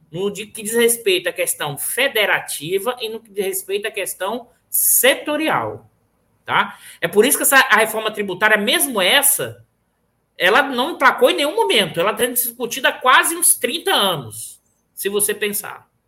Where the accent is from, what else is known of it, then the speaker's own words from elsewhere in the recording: Bahia, Brazil; apesar de que sou baiano, mas meu pai é do interior da Bahia.